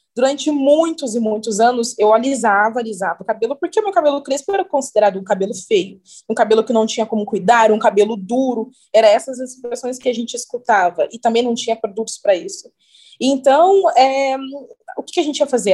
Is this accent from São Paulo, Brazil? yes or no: yes; Cruzeiro, São Paulo, Brazil; moved away as an adult; also born or lived in Rio de Janeiro; now in Maringá, Brazil; comecei fazendo alguns trabalhos na minha cidade natal, eu sou de Cruzeiro, interior de São Paulo.